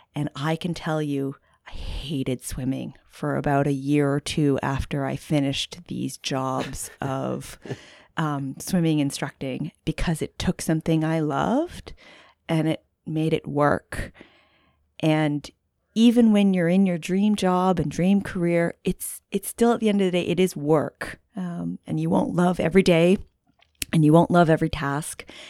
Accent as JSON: {"language": "English", "country": "Canada", "also_born_or_lived": "Halifax, Nova Scotia / Ontario", "moved": "as an adult", "lives_now": "Santa Cruz, United States", "said": "I'm Canadian, so a bit of a transplant here in Santa Cruz"}